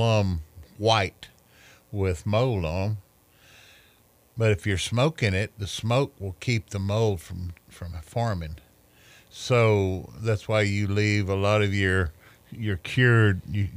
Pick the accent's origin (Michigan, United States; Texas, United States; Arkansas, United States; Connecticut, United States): Texas, United States; accent: Texan drawl; They listen to my accent. They're trying to get that Texan draw